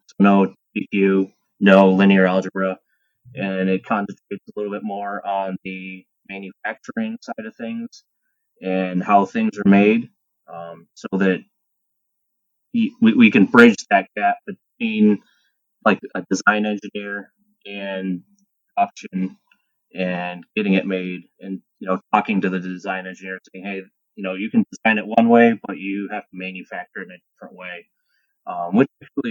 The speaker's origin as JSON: {"language": "English", "town": "Cleveland", "region": "Ohio", "country": "United States", "tie": "born or raised there", "also_born_or_lived": "Indiana / South Carolina", "moved": "as an adult", "lives_now": "Detroit, United States", "said": "I grew up in Cleveland, went to high school there."}